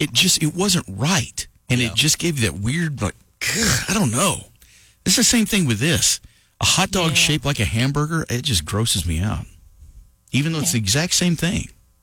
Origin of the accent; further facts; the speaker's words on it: Lovington, New Mexico, United States; growing up in Lovington. There's a place there called Old Jack's Drive-In, and it's just the hometown drive-in.